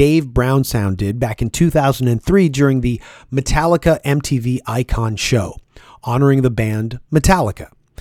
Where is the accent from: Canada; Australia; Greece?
Canada; Toronto, Ontario; I was from Scarborough